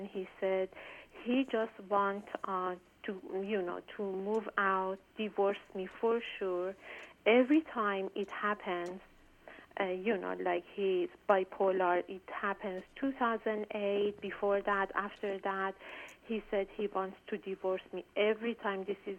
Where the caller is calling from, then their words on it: Washington, District of Columbia, United States; I'm calling from Washington, D.C.